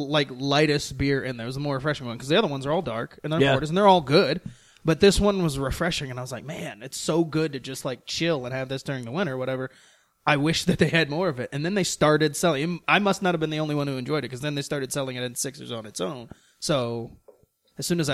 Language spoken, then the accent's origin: English; Toledo, Ohio, United States; I'm from Toledo